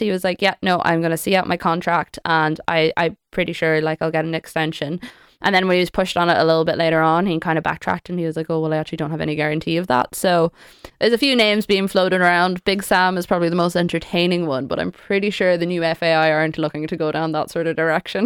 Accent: Sligo, Connacht, Ireland; I'm from Sligo

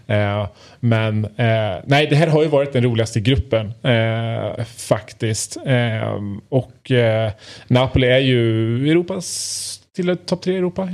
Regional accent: Värmland, Sweden; Mitt värmländska sinne

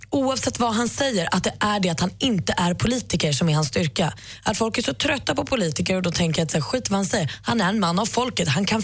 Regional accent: Stockholm, Stockholm County, Sweden; jag är från Stockholm.

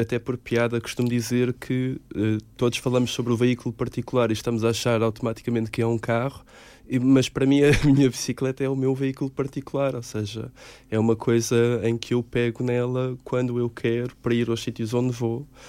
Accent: Caldas da Rainha, Centro, Portugal; now in Lisbon, Portugal; Eu sou de Caldas da Rainha

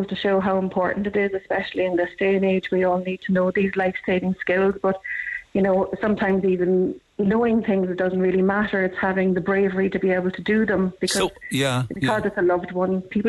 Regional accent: Cork, Munster, Ireland; So I'm originally from Cork. I have been living up here for the past 19 years.

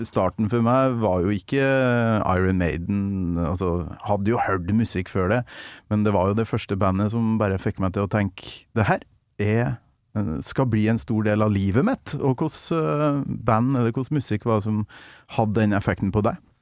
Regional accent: Trøndelag, Norway; jeg kommer fra Nord-Trøndelag

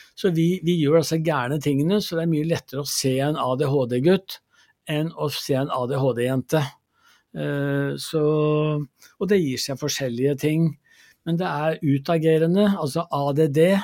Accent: Gjøvik, Innlandet, Norway; jeg vokste opp i Gjøvik

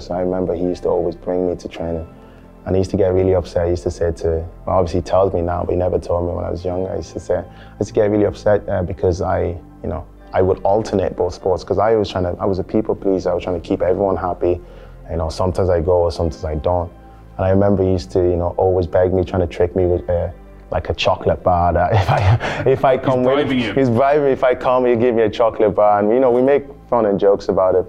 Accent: Ireland; also born or lived in Nigeria; we moved to we moved to Ireland 2000, 2005 December time, and uh, I remember the time my mom told me because my dad works. He was here. He's a nurse, and he got a nice job here. And he wanted to bring us over, you know, give us the opportunity in the education. And uh, I think it was a, uh, it was a strain because obviously I think I was eight at that time

